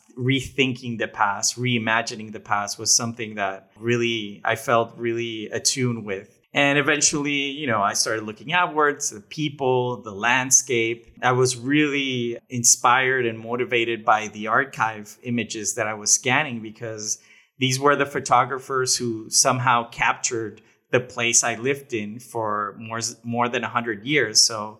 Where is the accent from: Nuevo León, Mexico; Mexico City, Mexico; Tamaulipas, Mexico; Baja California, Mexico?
Nuevo León, Mexico; Monterrey; also born or lived in Dominican Republic; Yeah, I was born in Dominican Republic and then moved to Mexico in 1990, and I've lived here ever since, and I live some time in Canada, some time in the U.S., but most of the time here in Monterrey, Mexico